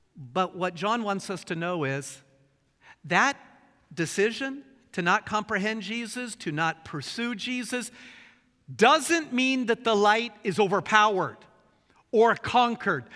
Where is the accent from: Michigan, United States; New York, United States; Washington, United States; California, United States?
Washington, United States; Bremerton; also born or lived in Portland, Oregon; I grew up in Bremerton, and the street above ours was the legendary Candy Cane Lane. Nineteen years of enjoying Candy Cane Lane